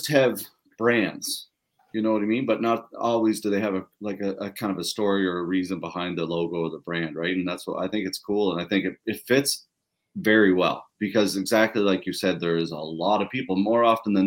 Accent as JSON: {"language": "English", "town": "Pictou", "region": "Nova Scotia", "country": "Canada", "said": "I come from Pictou, so very similar small town fishing community."}